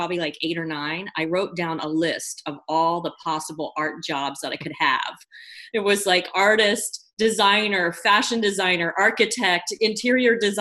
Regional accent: Philadelphia, Pennsylvania, United States; also born or lived in Chambersburg, Pennsylvania; I had my upbringing in the Philadelphia area.

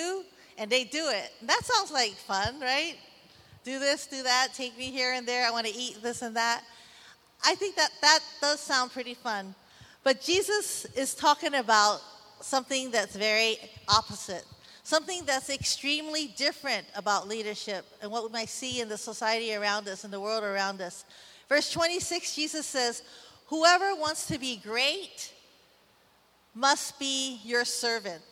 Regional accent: San Francisco, California, United States; now in Waimanalo, United States; I'm from Chinatown, San Francisco, and now my home is in beautiful Waimanalo

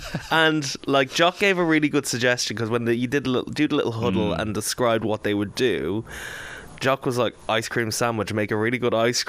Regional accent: Ireland; we are Irish

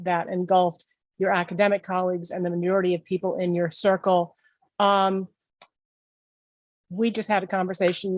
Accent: Massachusetts, United States; I grew up in Massachusetts

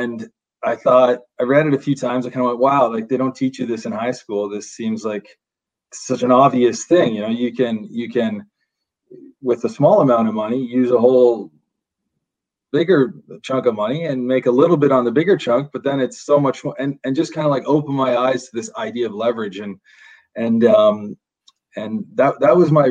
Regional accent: Fergus, Ontario, Canada; I come from Fergus, Ontario, small town, just north of Guelph

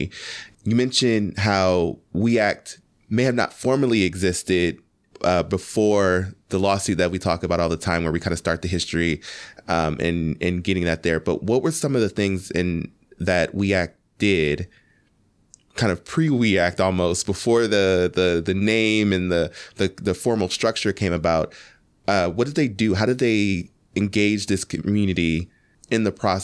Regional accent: Ohio, United States; moved away as an adult; now in New York City, United States; I'm come from Ohio, was born and raised there

